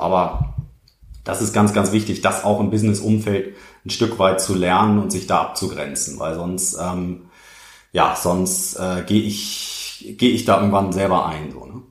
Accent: Germany; bei uns in Deutschland

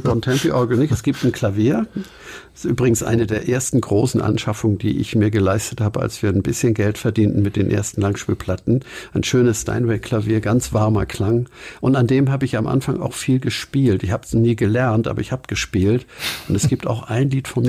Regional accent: Hamburg, Germany; Inzwischen längst Blankenese. Geboren bin ich aber in Winterhude

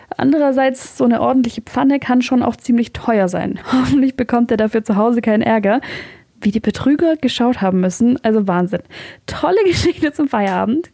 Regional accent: Swabia, Germany; bei uns in Schwaben

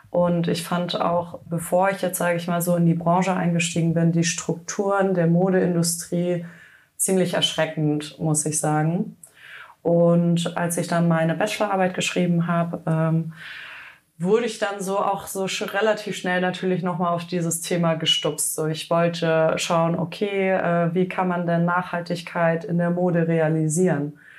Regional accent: Hüfingen, Baden-Württemberg, Germany; Ich komme ursprünglich aus dem schönen Schwarzwald, äh, aus Hüfingen, um genau zu sein. Und äh, dort bin ich aufgewachsen

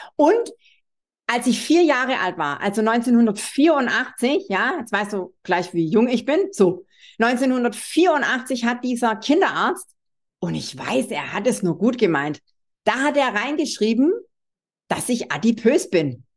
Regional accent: Swabia, Baden-Württemberg, Germany; accent: Swabian; wie du unschwer äh, hören kannst, bin ich Schwäbin

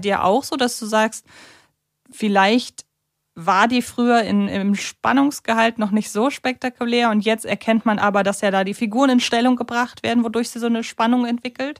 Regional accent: Hamburg, Germany; als Hamburgerin

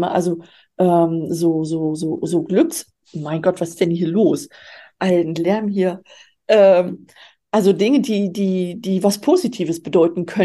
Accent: Baltic coast, Germany; Also ich bin dort an der Ostsee groß geworden. Insofern ähm, habe ich da äh, meine Wurzeln, meine ursprünglichen.

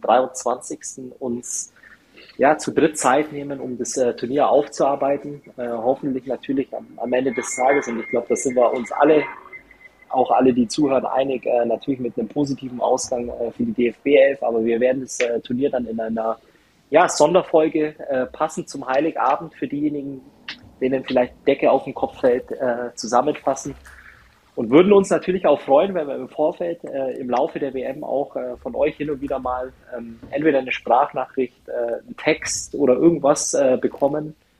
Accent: Germany; als Deutscher

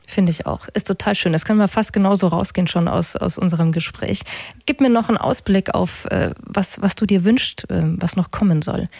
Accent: Munich, Bavaria, Germany; also born or lived in Augsburg; wir sind in München aufgewachsen

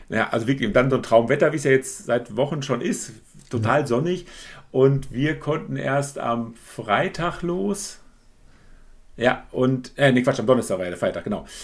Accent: Calw district, Baden-Württemberg, Germany; wir aus der gleichen Region kommen

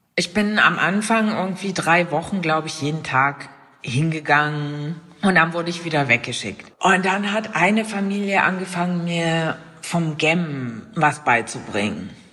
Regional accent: Germany; hier bei uns in Deutschland

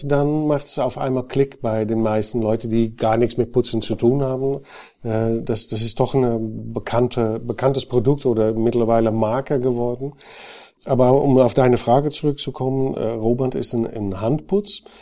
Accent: Netherlands; now in Germany; die hören bestimmt, dass ich kein gebürtiger Bayer bin. Ich bin Holländer, ähm, war auch bei Knauf in Holland tätig

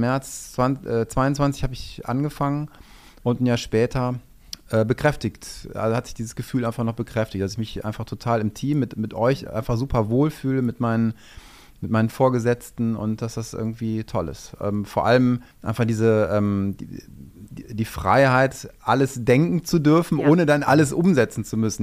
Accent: Düsseldorf, North Rhine-Westphalia, Germany; moved away as an adult; also born or lived in Saxony / Wuppertal; ich bin Düsseldorfer, ich bin hier geboren und ähm, wollte dann irgendwann tatsächlich einfach auch wieder in die Heimat

